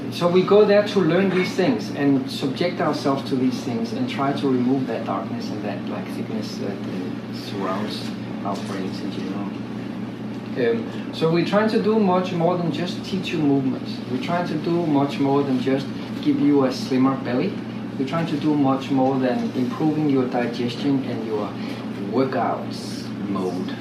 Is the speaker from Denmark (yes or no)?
yes; Denmark; I'm from Denmark.